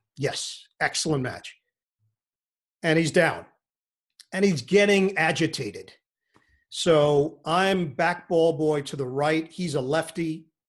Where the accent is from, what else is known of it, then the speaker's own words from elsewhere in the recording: New York City, New York, United States; also born or lived in Rego Park; I grew up in Forest Hills